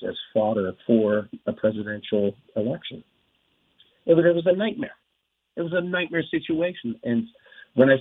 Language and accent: English; Wrightwood, California, United States; I grew up in Wrightwood, California, it's right at the foot of the Mojave Desert